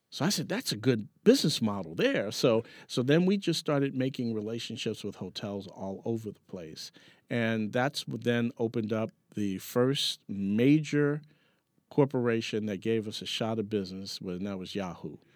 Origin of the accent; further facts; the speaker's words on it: New York, United States; there was no silver spoon growing up in Harlem